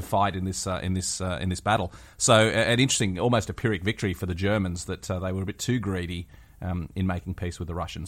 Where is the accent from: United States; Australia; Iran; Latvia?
Australia; West Wyalong, New South Wales; my hometown in, uh, West Wyalong